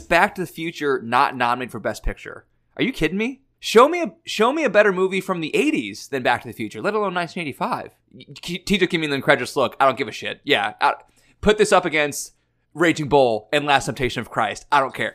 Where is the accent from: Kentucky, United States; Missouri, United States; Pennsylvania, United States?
Missouri, United States; we're all from Missouri